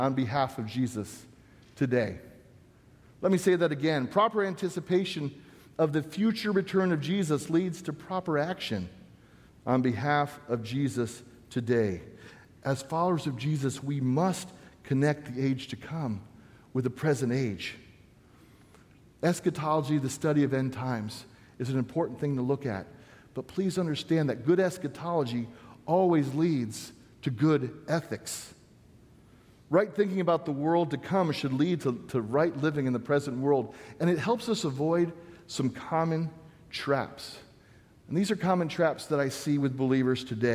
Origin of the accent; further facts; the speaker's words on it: Southern California, United States; the church I grew up in Southern California